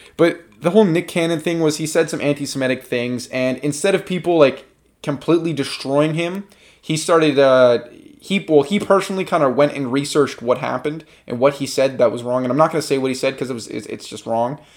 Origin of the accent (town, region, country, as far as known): Canada